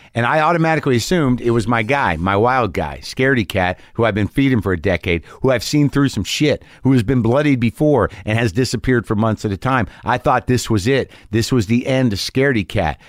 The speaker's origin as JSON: {"language": "English", "town": "Albuquerque", "region": "New Mexico", "country": "United States", "tie": "born or raised there", "said": "I grew up in Albuquerque, New Mexico"}